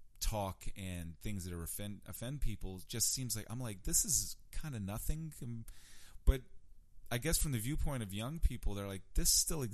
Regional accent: Richmond, Virginia, United States; also born or lived in New York; I grew up in Churchill

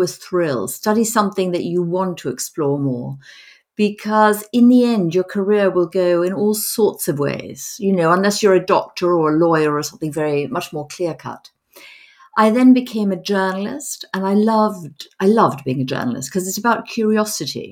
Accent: Madrid, Community of Madrid, Spain; moved away; also born or lived in United States / London; I was brought up in Madrid

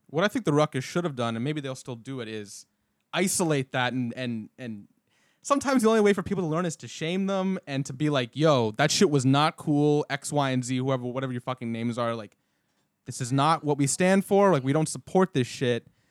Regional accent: Canada; now in Florida, United States; I'm from Canada

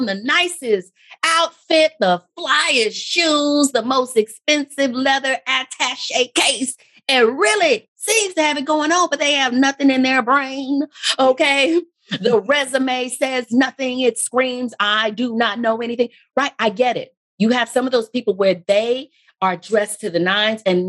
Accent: Texas, United States; being from Texas myself. And as the years pass, I get lazier and lazier with controlling the accent that I have

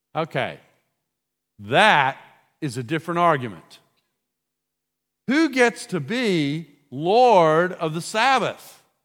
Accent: United States; as an American

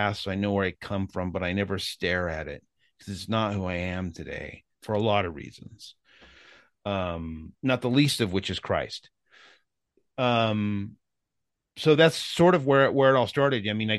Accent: San Jose, California, United States; born there; Yeah, I was born in Northern California in San Jose, which is was when I was a kid, it was cherry orchards. Now it's the Silicon Valley.

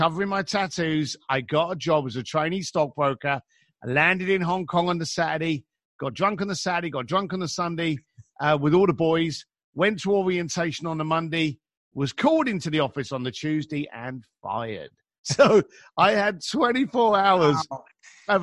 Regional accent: London, United Kingdom; moved away; I was an East London boy, born into an Irish bricklaying family, left school at 15, bounced around the streets of London

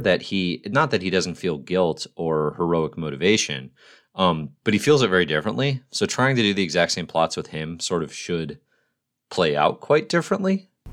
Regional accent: United States; as an American citizen

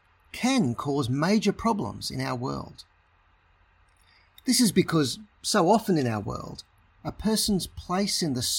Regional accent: Australia; also born or lived in Sydney, Australia; I'm an Australian

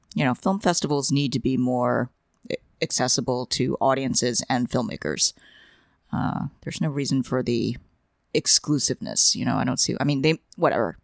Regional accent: New York, United States; growing up in New York and, uh, attending Asian cram schools

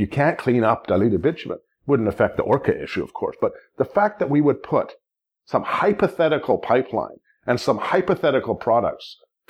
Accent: Victoria, British Columbia, Canada; I grew up in Victoria, and I've taken BC ferries ever since I was a kid

